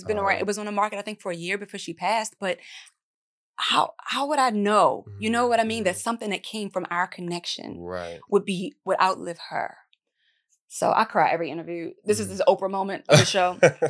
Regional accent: East Coast, United States; It's now I'm from the East Coast, so my family act like fools.

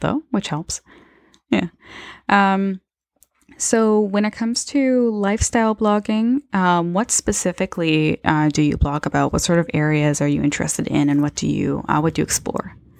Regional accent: Niagara, Ontario, Canada; we're both from Niagara

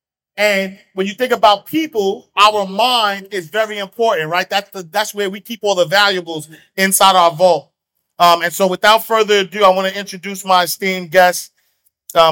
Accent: New York City, New York, United States; I grew up in Harlem, like single parent

